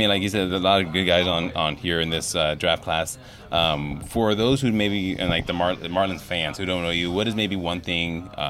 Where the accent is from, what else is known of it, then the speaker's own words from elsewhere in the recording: California, United States; I grew up in California, so I had a lot of Laker friends who are Laker fans.